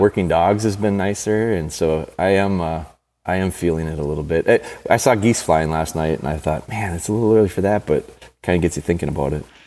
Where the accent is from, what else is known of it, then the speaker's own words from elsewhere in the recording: Green Bay, Wisconsin, United States; my hometown, Green Bay